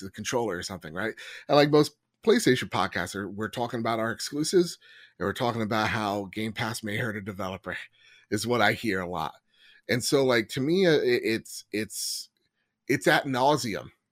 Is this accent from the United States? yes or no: yes; United States; the fifteen plus years as an American